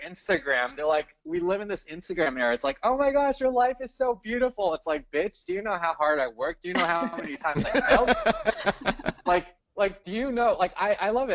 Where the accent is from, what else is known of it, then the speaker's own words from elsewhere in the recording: Cerritos, California, United States; I grew up in California